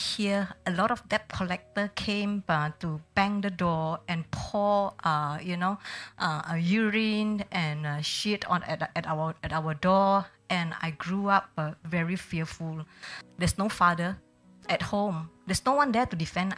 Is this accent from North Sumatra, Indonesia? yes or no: yes; Medan, North Sumatra, Indonesia; moved away as an adult; now in Singapore; I came from Medan, North Sumatra